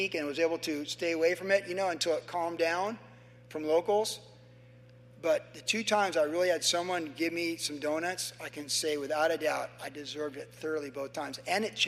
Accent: Carlsbad, California, United States; in 1970, growing up in Carlsbad

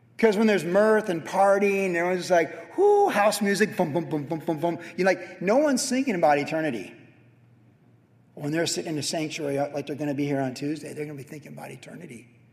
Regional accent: Carlsbad, California, United States; Danny Yarbrough was my best friend growing up in Carlsbad.

